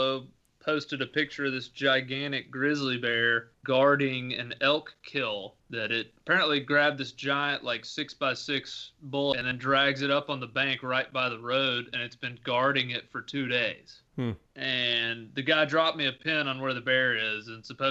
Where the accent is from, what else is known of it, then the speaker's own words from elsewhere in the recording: Tennessee, United States; my home state of Tennessee